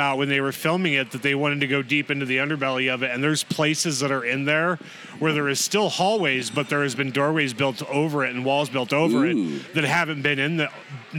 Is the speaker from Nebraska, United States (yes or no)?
yes; Grand Island, Nebraska, United States; I grew up in the Grand Island area.